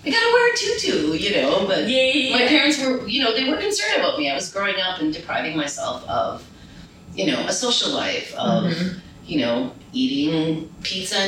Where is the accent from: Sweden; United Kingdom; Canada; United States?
Canada; Montreal, Quebec; I was born and raised in Montreal